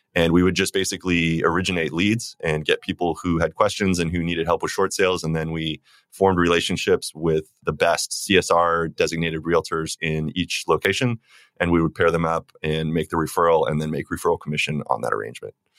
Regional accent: Phoenix, Arizona, United States; I grew up in Phoenix, Arizona

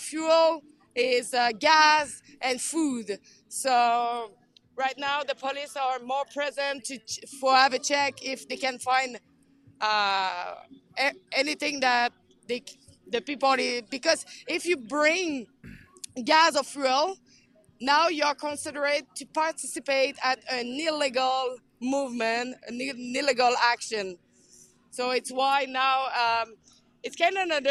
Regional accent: Canada; We are Canadian.

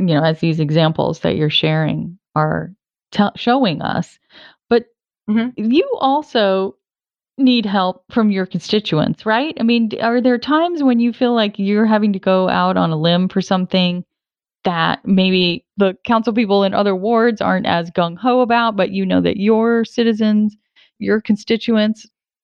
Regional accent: Providence, Rhode Island, United States; my hometown, Providence, Rhode Island

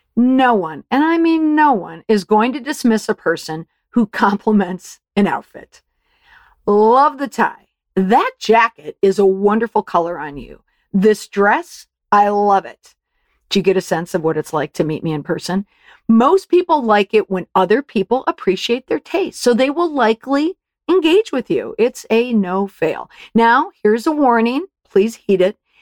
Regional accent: Saint Paul, Minnesota, United States; I grew up in Saint Paul, Minnesota

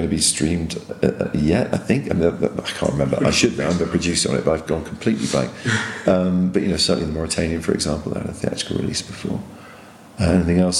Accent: England, United Kingdom; being an English audience member in an American audience

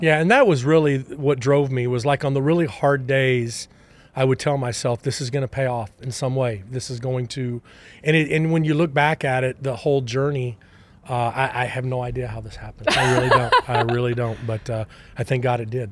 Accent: Temple, Texas, United States; moved away as an adult; also born or lived in Austin, Texas / Arlington, Texas; now in Kansas City, United States; I grew up in Temple, Texas, and really, uh, more of a football background

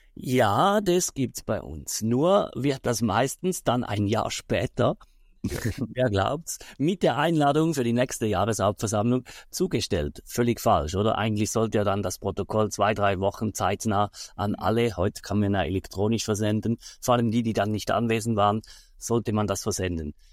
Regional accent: Switzerland; bei uns in der Schweiz

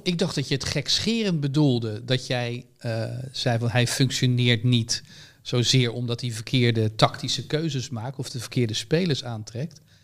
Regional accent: Netherlands; als Nederlander

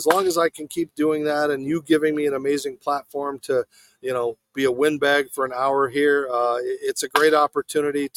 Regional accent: Arizona, United States; moved away; in Arizona, my hometown

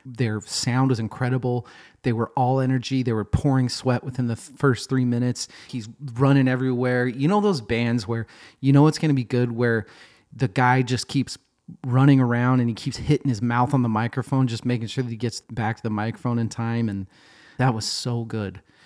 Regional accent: Boise, Idaho, United States; also born or lived in Seattle, Washington; now in Portland, United States; I grew up in Boise, Idaho

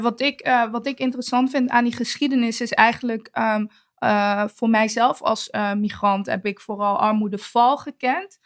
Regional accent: Eindhoven, North Brabant, Netherlands; Ik ben bijvoorbeeld opgegroeid in Jagershoef

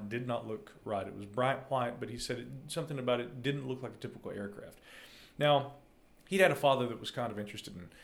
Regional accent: North Carolina, United States; my home state of North Carolina

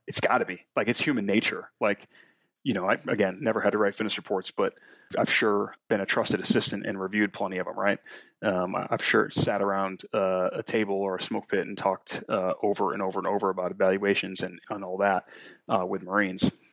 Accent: New England, United States; moved away; I'm from New England. Lexington Concord is right up the road.

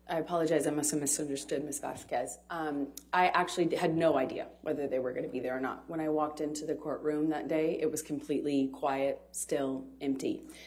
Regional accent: United States; as an American

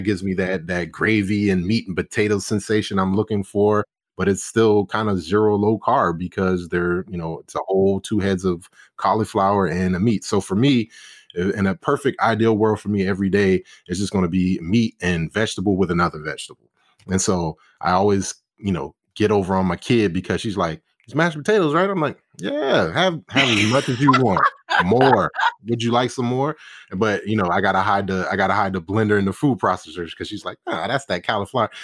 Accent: Charleston, South Carolina, United States; moved away as an adult; now in Dallas, United States; growing up in Charleston for me, which I was born and bred

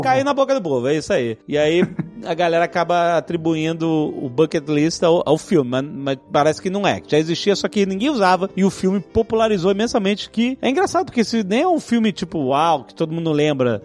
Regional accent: Brazil; pra gente que é brasileiro

